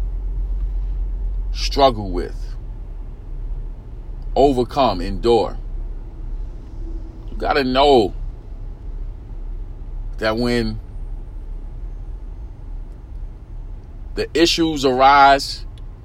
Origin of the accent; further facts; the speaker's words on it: New York City, New York, United States; I grew up in East New York, Brooklyn, inner city community.